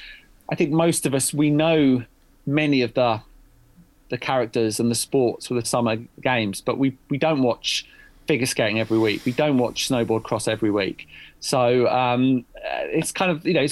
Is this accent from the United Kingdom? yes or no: yes; United Kingdom; as a British journalist